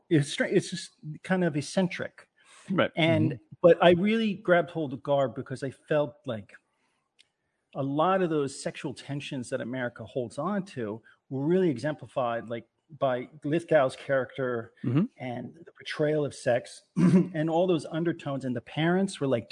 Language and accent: English; Greenwich, Connecticut, United States; where I grew up in Greenwich, it was, you know, there were families like that.